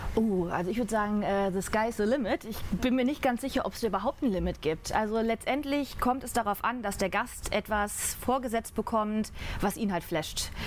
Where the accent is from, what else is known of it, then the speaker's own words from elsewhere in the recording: North Rhine-Westphalia, Germany; moved away as an adult; also born or lived in Düsseldorf; now in Munich, Germany; ich komme gebürtig aus dem Rheinland, vom, ah, okay. vom Niederrhein, also holländische Grenze direkt